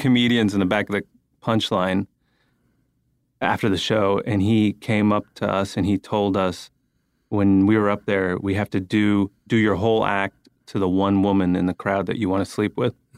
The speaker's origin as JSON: {"language": "English", "town": "San Francisco", "region": "California", "country": "United States", "tie": "born or raised there", "moved": "yes", "said": "I grew up in, uh, San Francisco"}